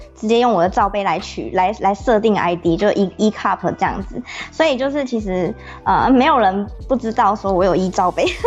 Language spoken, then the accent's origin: Chinese; Taiwan; 我是台湾人